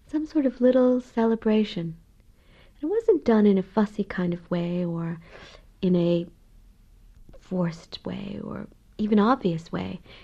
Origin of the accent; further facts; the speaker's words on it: Rhode Island, United States; moved away as an adult; now in Ireland; I grew up in New England, in the state of Rhode Island, and my family are uh, Irish